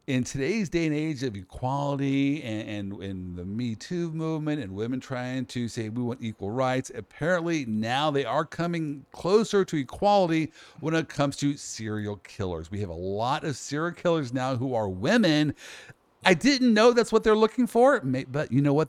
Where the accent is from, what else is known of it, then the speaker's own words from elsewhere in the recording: Kansas, United States; I grew up in Kansas